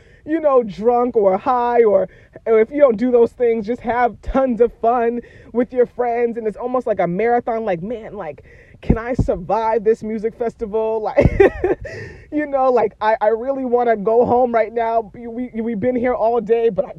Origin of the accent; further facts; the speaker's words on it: Boston, Massachusetts, United States; moved away as an adult; born and raised in Boston, but I grew up in the hood, man.